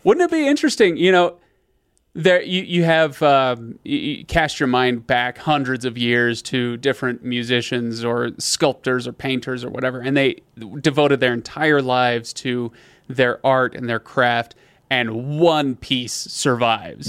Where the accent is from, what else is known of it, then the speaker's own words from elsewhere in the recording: United States; as an American who doesn't know any better